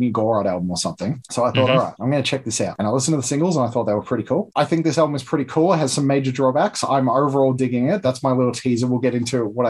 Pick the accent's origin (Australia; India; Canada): Australia; Melbourne, Victoria; We're both from Melbourne